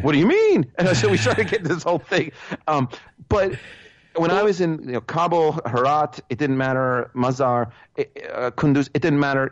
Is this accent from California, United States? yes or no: no; New York City, New York, United States; as a New Yorker